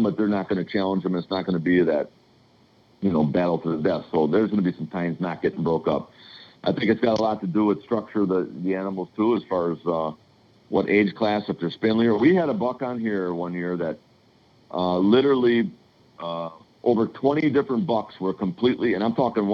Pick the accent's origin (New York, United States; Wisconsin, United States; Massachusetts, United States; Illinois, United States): Illinois, United States; I'm from Illinois